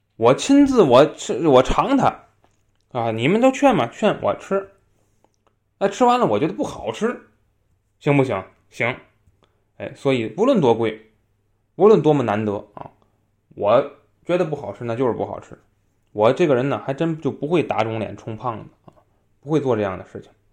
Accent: Tianjin, China; 像我们天津人啊，我也是海边儿人

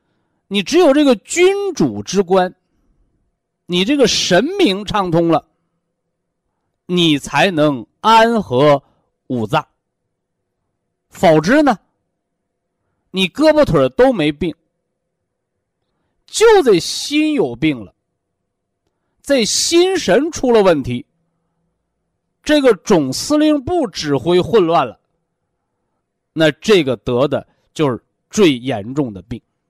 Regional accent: China; 我们是中国人，啊，我们是炎黄子孙，我们是有着悠悠，是吧？五千年历史的文化人。

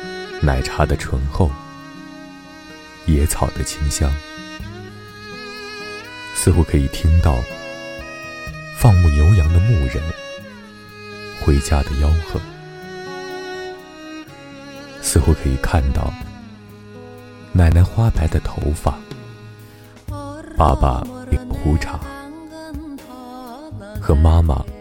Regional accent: Inner Mongolia, China; moved away as an adult; 二十二年的生命中，有二十年身在家乡，二十二年心在家乡。那个坐落在锡林郭勒大草原中的小县城，成为了我心中永远的港湾。作为土生土长的汉人。过着普普通通的生活

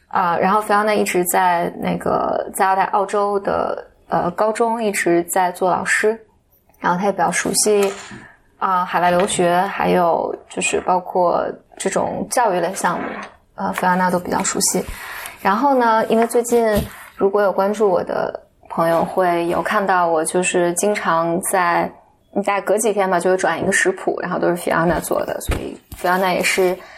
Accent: Henan, China; 当时河南，就是我知道，就是我们老家那边

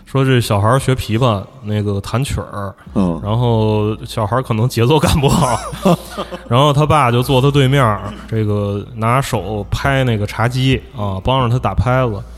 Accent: Machangdao, Tianjin, China; 我从出生，我从有印象，就是出生开始，我爸我妈就，就 就在那个， 那个地方住。当然我大部分时间是在那个马场道，我， 我， 我姥姥家

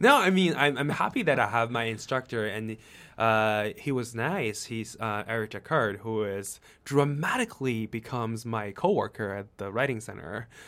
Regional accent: China; English is a second language; moved away; I come from China.

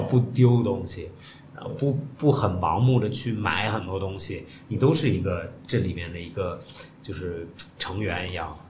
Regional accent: China; 作为中国人来讲

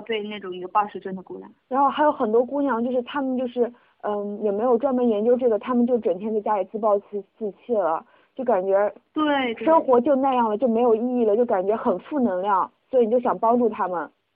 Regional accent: Dongguan, Guangdong, China; also born or lived in Hubei / Wuhan; 其实我是湖北人，但是嗯。我三岁的时候就移居到了 ，呃，东莞啊，户口什么都在那边，从小就在那边受教育长大嘛

